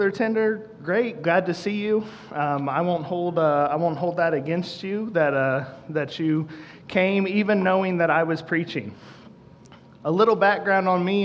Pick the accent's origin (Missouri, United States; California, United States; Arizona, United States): Missouri, United States; Central; moved away as an adult; now in Kansas City, United States; I'm from the Central Missouri area originally. We moved here to Kansas City in 2012.